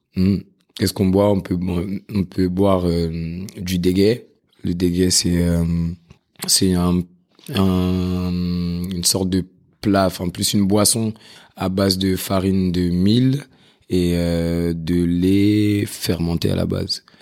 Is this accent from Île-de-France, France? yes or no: yes; Paris, Île-de-France, France; je suis né dans le 20e, j'ai grandi dans le 12e, puis dans le 13e. Et euh, voilà, maintenant aujourd'hui j'habite dans le 18e. Donc euh, Paris, Paris, Paris, Paris